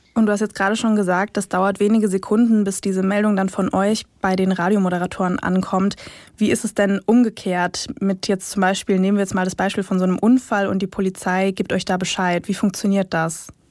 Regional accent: near Baden-Baden, Baden-Württemberg, Germany; ich komme ursprünglich aus der Nähe von Baden-Baden

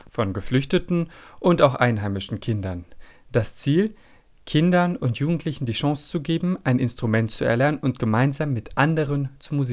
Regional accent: Iraq; ich bin 13 Jahre alt, ich komme aus dem Irak.

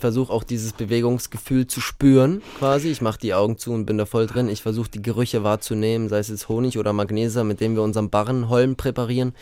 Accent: Munich, Bavaria, Germany; München ist ja meine Heimatstadt

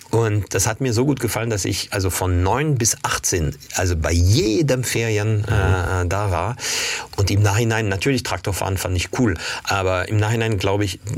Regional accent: Paris, Île-de-France, France; German is a second language; Also als Kind war ich oft in der Provence, weil ich, also eigentlich bin ich in Paris aufgewachsen, geboren, mhm. aufgewachsen

